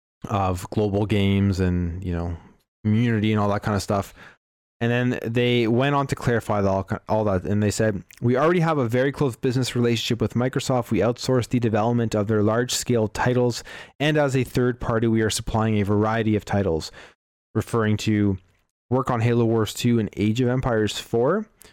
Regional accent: Canada; We're Canadian, though

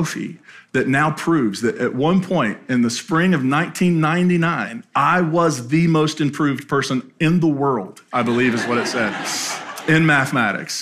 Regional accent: Appalachia, United States; moved away; my hometown in Appalachia

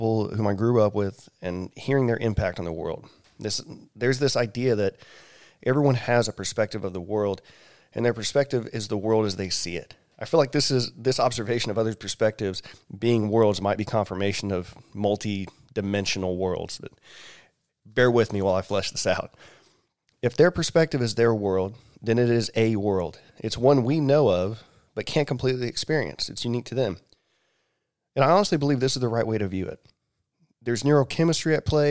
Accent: Ocean Springs, Mississippi, United States; Patrick and I grew up pretty much right across the street from each other

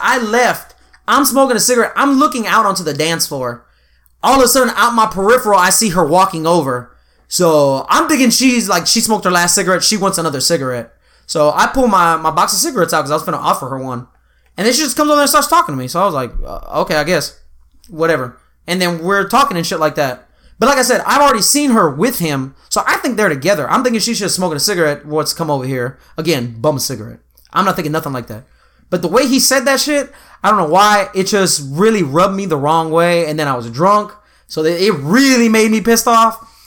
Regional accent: Texas, United States; we're both from Texas

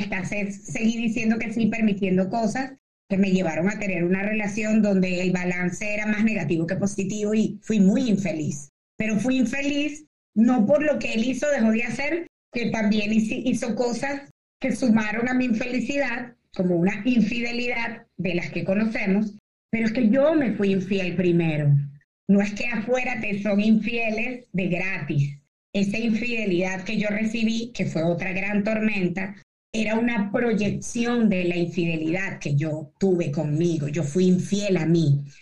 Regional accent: Caracas, Capital District, Venezuela; moved away; de mi Caracas, yo nací en Caracas, eh, caraqueña

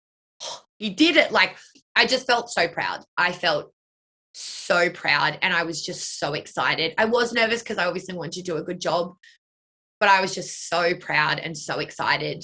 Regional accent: Blue Mountains, New South Wales, Australia; the studio that her and I grew up dancing in the Blue Mountains

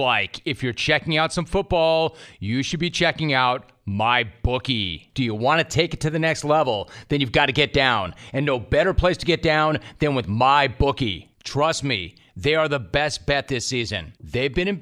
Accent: Los Angeles, California, United States; growing up in Los Angeles

